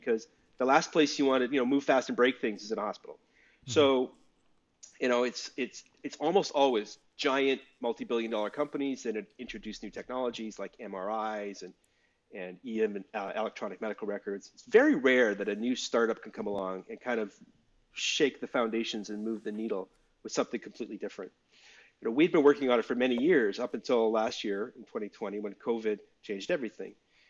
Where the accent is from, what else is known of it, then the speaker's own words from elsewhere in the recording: Calgary, Alberta, Canada; also born or lived in Vancouver; now in Brooklyn, United States; So I'm Canadian. I live in Brooklyn, but I'm from Calgary originally. And I was living in Vancouver in the early 2000s